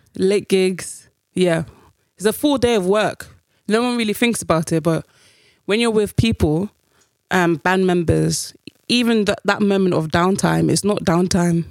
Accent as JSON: {"language": "English", "country": "United Kingdom", "said": "us being Black British"}